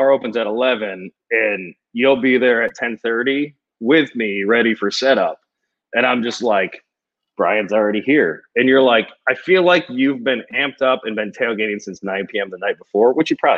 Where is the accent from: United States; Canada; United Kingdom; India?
United States; Binghamton, New York; now in South Florida, United States; I'm from Binghamton, New York, actually, originally, like an hour south of Syracuse on the Pennsylvania border